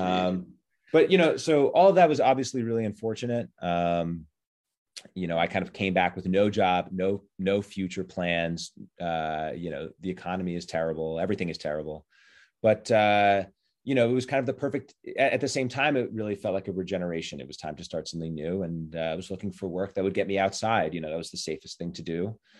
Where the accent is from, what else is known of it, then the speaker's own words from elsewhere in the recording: New York City, New York, United States; I grew up in Manhattan. Um, I grew up in Kip's Bay